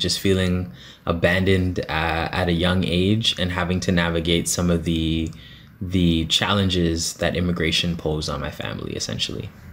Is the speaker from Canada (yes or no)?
yes; Toronto, Ontario, Canada; I'm from Scarborough, yes. I grew up in the Guildwood area